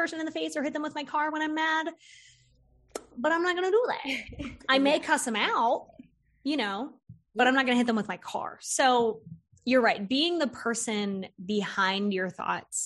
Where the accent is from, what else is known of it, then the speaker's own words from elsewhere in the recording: Florida, United States; I grew up in Florida